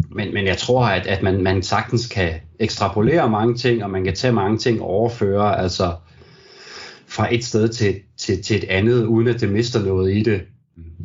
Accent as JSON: {"language": "Danish", "town": "Brande", "region": "Central Denmark Region", "country": "Denmark", "tie": "born or raised there", "said": "jeg jo ligesom er, er født og opvokset"}